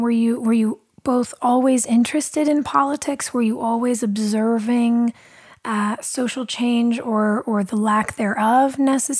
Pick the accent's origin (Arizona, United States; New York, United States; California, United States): California, United States; Los Angeles; I grew up here in California in Los Angeles